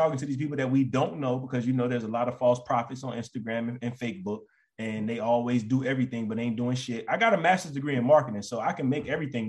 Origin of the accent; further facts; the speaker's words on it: Florence, South Carolina, United States; We from Florence.